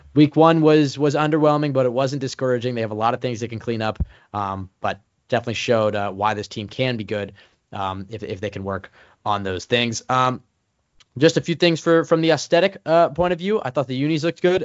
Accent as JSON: {"language": "English", "region": "West Coast", "country": "United States", "moved": "yes", "said": "I'm, I'm from the West Coast"}